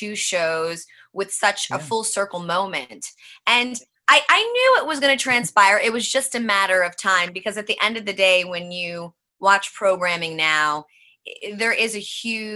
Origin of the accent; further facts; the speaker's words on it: New York City, New York, United States; now in California, United States; Born and raised Manhattan, New York